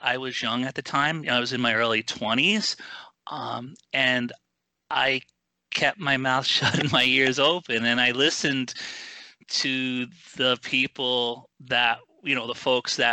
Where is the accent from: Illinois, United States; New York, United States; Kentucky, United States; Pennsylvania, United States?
New York, United States; I'm a New Yorker